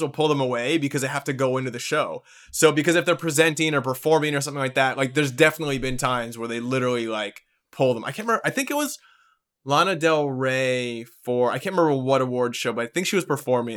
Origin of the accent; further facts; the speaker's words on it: Canada; being a Canadian in the entertainment industry